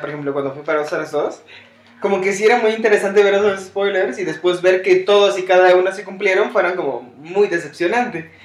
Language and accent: Spanish; Mexico City, Mexico; siendo mexicano y criándonos en este, en la mera Ciudad de México